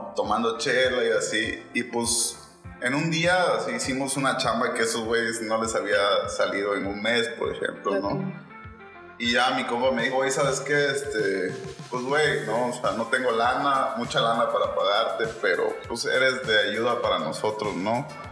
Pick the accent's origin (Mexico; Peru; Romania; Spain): Mexico; soy originario de Kirchhoff, nací en la cuarta sección